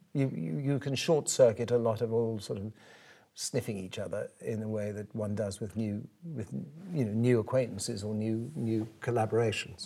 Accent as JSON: {"language": "English", "country": "South Africa", "tie": "born or raised there", "moved": "as an adult", "said": "I grew up in South Africa, I came to this country to be a painter."}